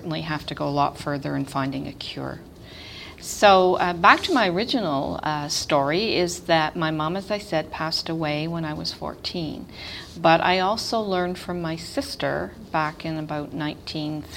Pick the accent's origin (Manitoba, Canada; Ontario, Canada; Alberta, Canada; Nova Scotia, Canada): Ontario, Canada; Toronto; I grew up in Toronto, west end of Toronto